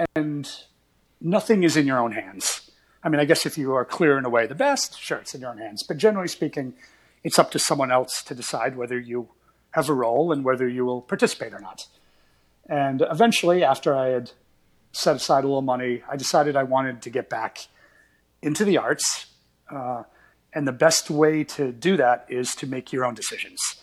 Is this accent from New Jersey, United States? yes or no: no; Portland, Maine, United States; now in New York City, United States; I grew up just outside Portland, Maine